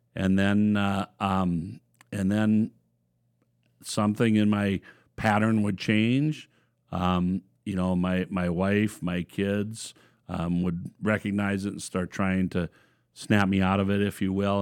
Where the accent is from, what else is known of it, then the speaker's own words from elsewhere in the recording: Watkins, Minnesota, United States; born and raised in Watkins, Minnesota